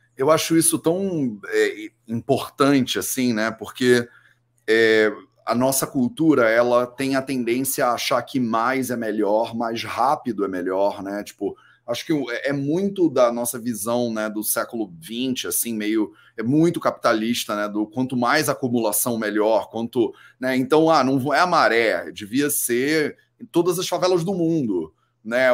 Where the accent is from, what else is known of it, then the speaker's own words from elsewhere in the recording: Rio de Janeiro, Brazil; eu sou carioca, né? Eu cresci no Rio de Janeiro